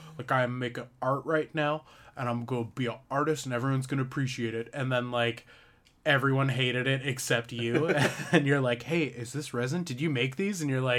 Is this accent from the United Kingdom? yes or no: no; Canada; I wanted to be Suck Lord, but nice, because I'm